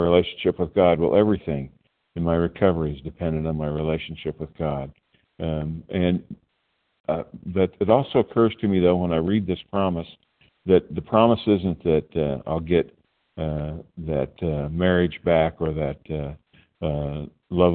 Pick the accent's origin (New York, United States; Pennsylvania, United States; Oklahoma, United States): Oklahoma, United States; Tulsa; I'm from Oklahoma, Tulsa, Oklahoma, but I'm sitting in a room in New Jersey